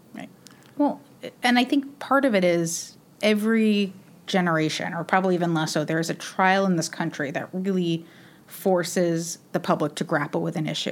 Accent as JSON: {"language": "English", "region": "New York", "country": "United States", "said": "I'm a New Yorker"}